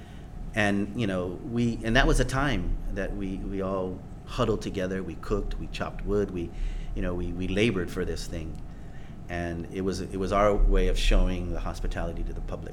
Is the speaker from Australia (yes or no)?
no; Guam; also born or lived in United States; when I was born in the States, and I came here when I was 10